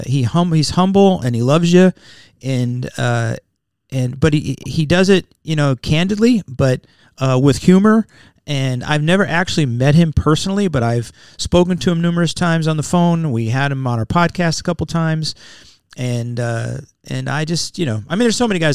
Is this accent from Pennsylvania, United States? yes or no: yes; Wilkes-Barre, Pennsylvania, United States; I was born in Wilkes-Barre, Pennsylvania.